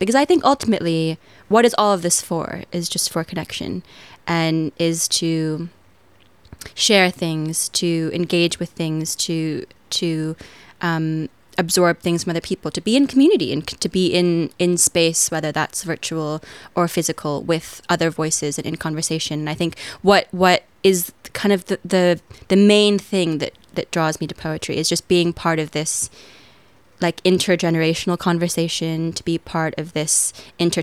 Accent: United States; accent: American

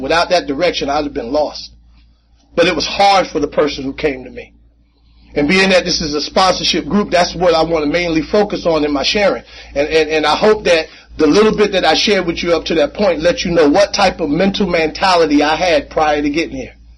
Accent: Jersey City, New Jersey, United States; I grew up in Jersey City

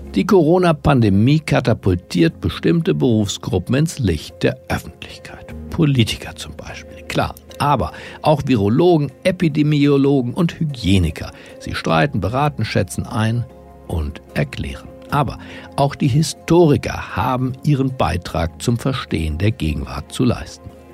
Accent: Germany; in unserer Identität als Deutsche

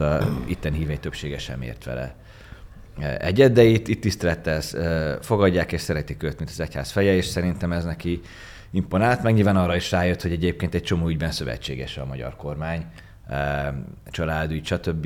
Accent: Hungary

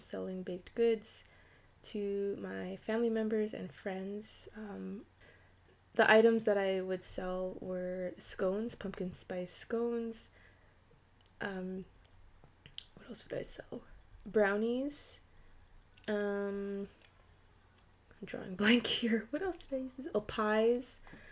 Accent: Canada; I'm Canadian, and I currently operate in the province of Ontario

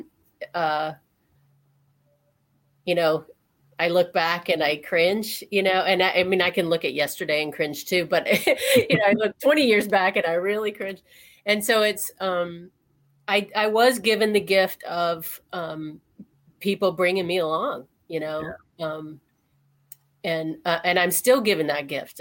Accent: Alabama, United States; moved away as an adult; also born or lived in Ohio; I grew up in Alabama. I moved from there after my undergrad and went to Ohio

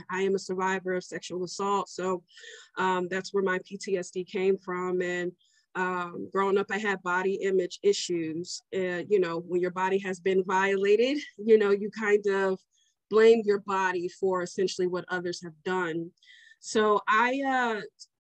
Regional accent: Omaha, Nebraska, United States; I'm from Omaha, Nebraska.

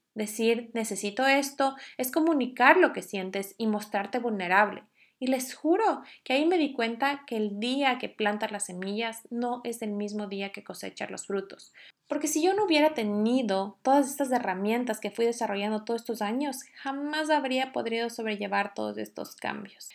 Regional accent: Ecuador; now in Norway; Yo soy ecuatoriana y vivo en Noruega

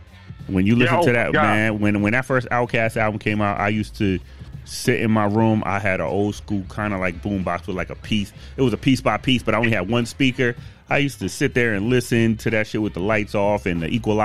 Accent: Boston, Massachusetts, United States; And you gotta think, I came from Boston. So, I mean, shit. We didn't listen to that shit at all.

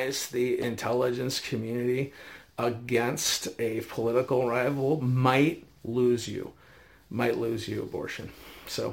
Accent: United States; as an American, I was born with the unalienable right

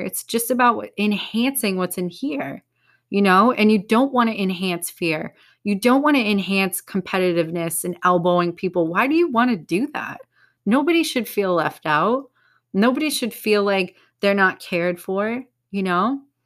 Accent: United States; I'm American

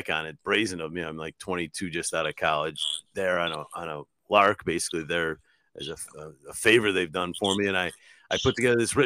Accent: Utica, New York, United States; moved away as an adult; my hometown in Utica

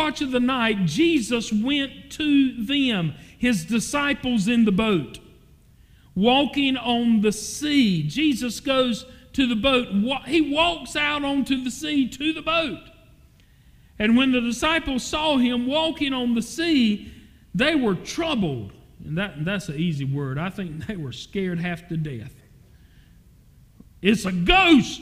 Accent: Falcon, North Carolina, United States; I was raised in Falcon, in addition to living there now

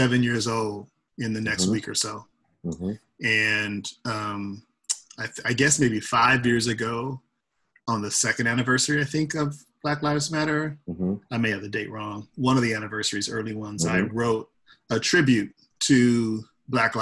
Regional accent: Los Angeles, California, United States; moved away as an adult; now in San Francisco Bay Area, United States; I hail from Los Angeles, California, where I spent half my life, my childhood and my college years

